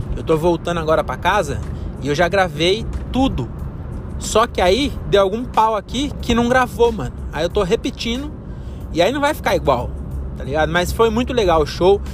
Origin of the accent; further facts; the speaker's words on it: Francisco Morato, São Paulo, Brazil; em Morato que é onde eu nasci e cresci